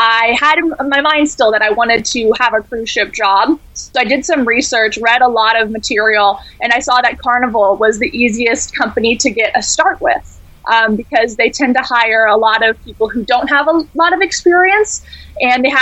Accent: California, United States; also born or lived in Spokane, Washington; I'm from California.

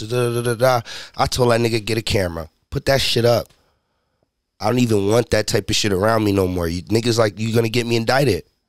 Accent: Haverstraw, New York, United States; I'm from Haverstraw, New York

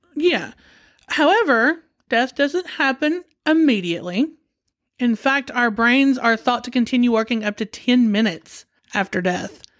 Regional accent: United States

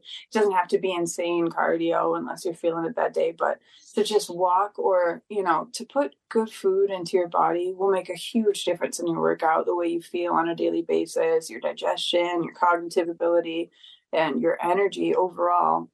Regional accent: Detroit, Michigan, United States; moved away; I'm from Detroit originally.

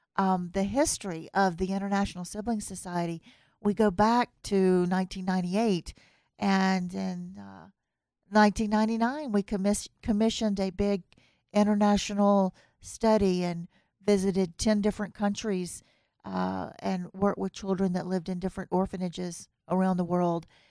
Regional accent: US South, United States; accent: Southern; now in Reno, United States; my accent is, uh, of a Southern accent and, uh, U S Southern

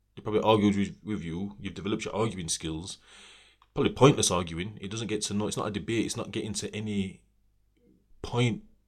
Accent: Sheffield, Yorkshire and the Humber, United Kingdom; I'm from Sheffield

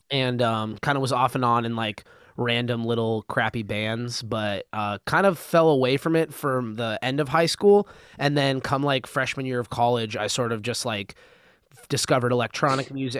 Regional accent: Albuquerque, New Mexico, United States; moved away as an adult; now in Los Angeles, United States; I was born in California, um, in L A, but I've lived my, I lived my whole life up until college in Albuquerque, New Mexico.

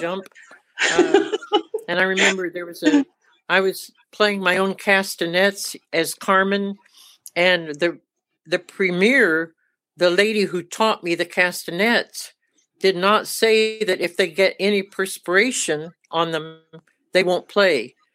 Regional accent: Muskogee, Oklahoma, United States; moved away as an adult; also born or lived in New York City; I moved back to Oklahoma to the Muskogee

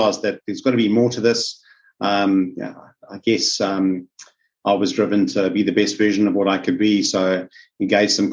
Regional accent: South Africa; now in Australia; As you can pick up from my accent, I'm from South Africa

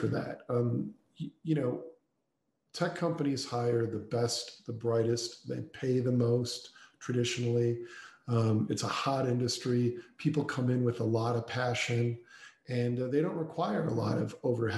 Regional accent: Chicago, Illinois, United States; my hometown of Chicago, kind of born and raised in Chicago.

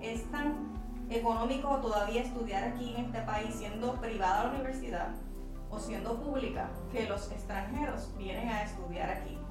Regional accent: Puerto Rico; como somos un territorio americano

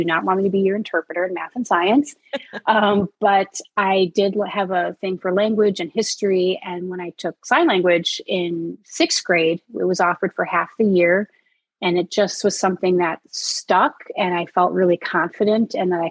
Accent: Rochester, New York, United States; moved away as an adult; I was really fortunate being born and raised in Rochester, New York

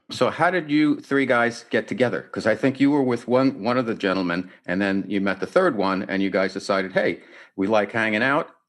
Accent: New York City, New York, United States; now in San Diego, United States; I come from New York City

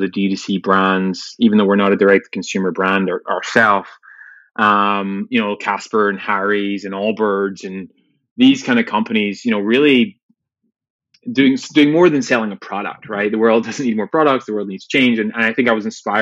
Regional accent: Glasgow, Scotland, United Kingdom; growing up in Glasgow in Scotland

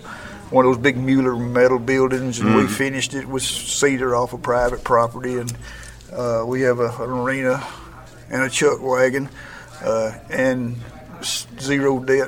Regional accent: Texas, United States; now in Hugo, Oklahoma, United States; I'm from Texas

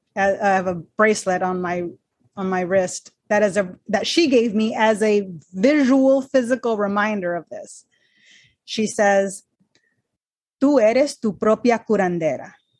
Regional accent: Texas-Mexico border, United States; I'm Mexican American. Grew up on the Texas Mexico border

